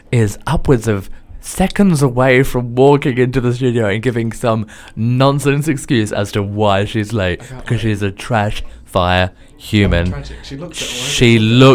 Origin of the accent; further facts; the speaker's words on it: Adelaide, South Australia, Australia; now in United Kingdom; I'm also from Adelaide